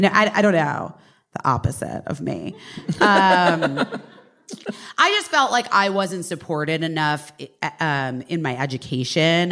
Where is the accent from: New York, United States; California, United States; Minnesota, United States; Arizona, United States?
Arizona, United States; Scottsdale; moved away as an adult; also born or lived in Oak Park, Illinois / Los Angeles; I was born in Oak Park, Illinois, um, and then we moved to Arizona